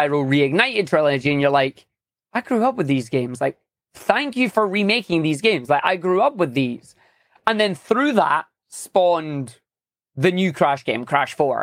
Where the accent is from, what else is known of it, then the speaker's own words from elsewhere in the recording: Scotland, United Kingdom; I am a Scottish speedrunner, uh, obviously living in Scotland right now